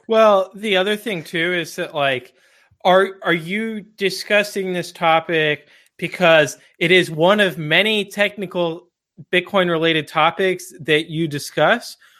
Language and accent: English; Texas, United States; I grew up in Texas